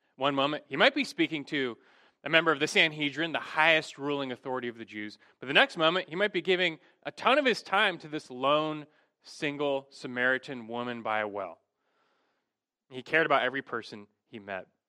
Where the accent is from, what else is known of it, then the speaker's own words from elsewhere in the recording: Los Angeles, California, United States; Growing up in Los Angeles